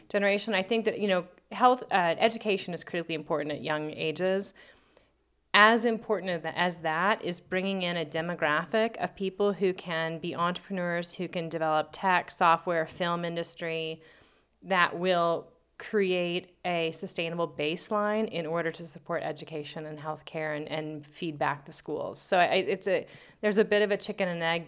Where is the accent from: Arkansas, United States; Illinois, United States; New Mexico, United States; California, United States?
New Mexico, United States; Albuquerque; also born or lived in New Orleans; born and raised in Albuquerque, uh, went away to college in New Orleans and Mexico City